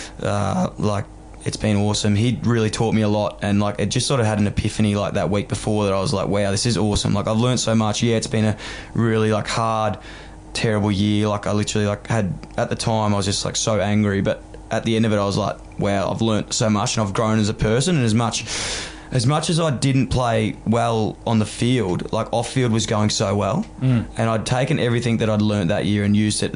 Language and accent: English; Melbourne, Victoria, Australia; moved away as an adult; now in Sydney, Australia; growing up in Fitzroy, which is right next to Carlton, like I literally grew up in a 1 kilometre radius my whole life